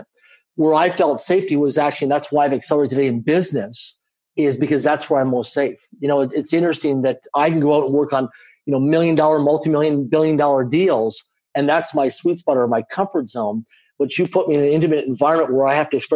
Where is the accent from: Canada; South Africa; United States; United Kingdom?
Canada; I grew up in a middle-income family in Canada. I'm a Canadian citizen. I grew up in a small town of less than 20,000 people in population